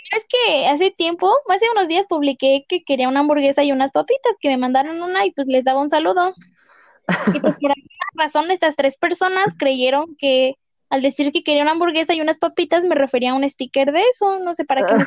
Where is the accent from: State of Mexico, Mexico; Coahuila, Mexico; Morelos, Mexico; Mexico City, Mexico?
State of Mexico, Mexico; somos dos personas del Estado de México